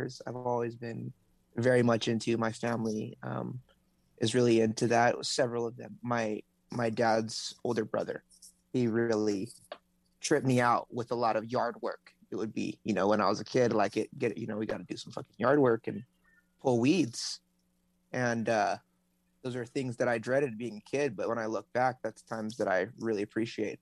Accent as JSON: {"language": "English", "town": "Honolulu", "region": "Hawaii", "country": "United States", "tie": "born or raised there", "moved": "as an adult", "said": "I'm from Honolulu, Hawaii, the island of Oahu. I was actually born and raised there."}